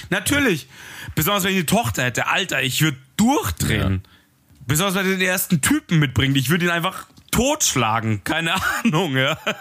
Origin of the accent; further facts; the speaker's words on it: Munich, Bavaria, Germany; ich komme halt mitten aus, aus dem Ghetto in München